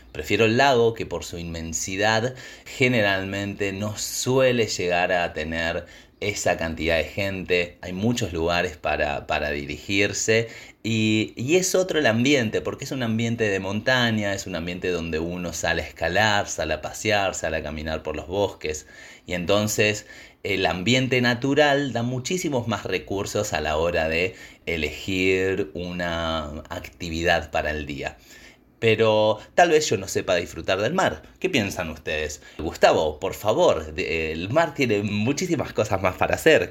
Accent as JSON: {"language": "Spanish", "region": "Neuquén", "country": "Argentina", "said": "yo soy de Neuquén. Neuquén está en el norte de la Patagonia"}